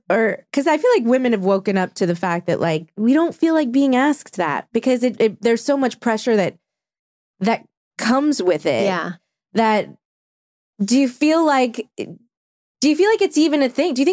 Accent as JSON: {"language": "English", "area": "Orange County", "region": "California", "country": "United States", "said": "I'm from Orange County originally."}